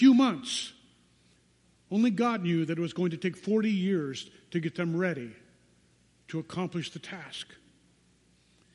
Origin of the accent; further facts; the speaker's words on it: United States; American Christians